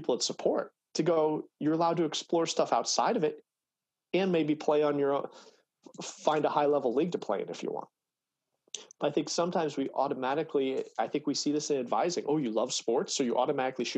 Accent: Simsbury, Connecticut, United States; moved away; I grew up in Simsbury.

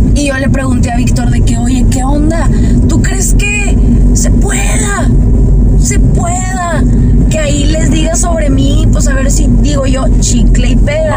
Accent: Monterrey, Nuevo León, Mexico; soy de Monterrey

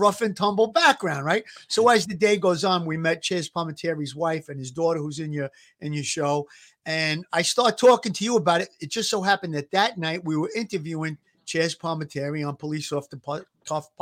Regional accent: New York City, New York, United States; growing up in Brooklyn in like the 80s and the 90s

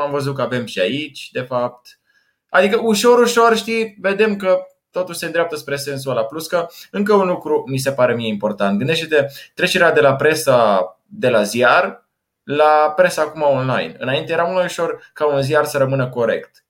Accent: Timișoara, Timiș County, Romania; în Timișoara s-a întâmplat, de unde sunt eu

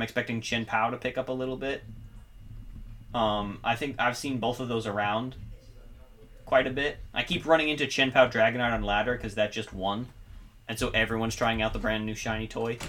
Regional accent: Florida, United States; I'm the Florida boy.

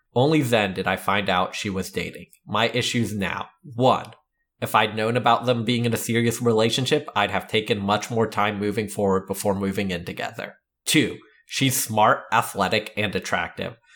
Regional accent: Canada; I'm Canadian

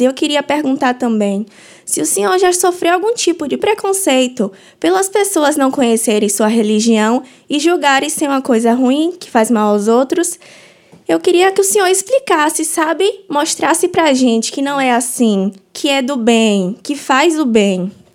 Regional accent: interior of southern Bahia, Brazil; eu sou do sul, do interior da Bahia

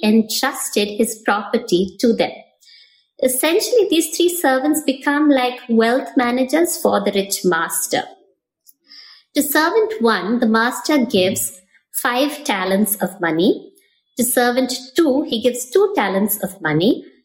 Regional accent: Chennai, Tamil Nadu, India; moved away; I'm a Chennai girl. I grew up in Madras before it was Chennai.

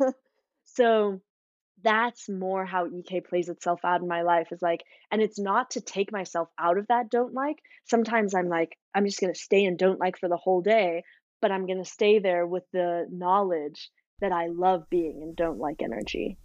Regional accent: South Africa; growing up in South Africa

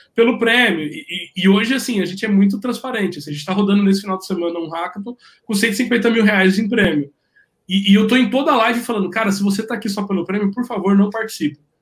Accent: Brazil

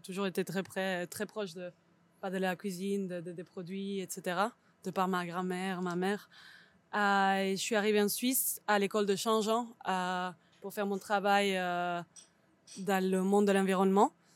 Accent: Barcelona, Catalonia, Spain; French is a second language; moved away as an adult; also born or lived in Switzerland; now in Lausanne, Switzerland; je viens de Barcelone, je pense qu'on peut l'entendre

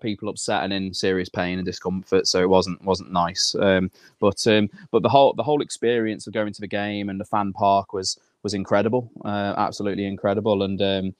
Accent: Shropshire, West Midlands, United Kingdom; they ask where you're from, no one ever knows where Shropshire is, do you? So you have to say near Birmingham

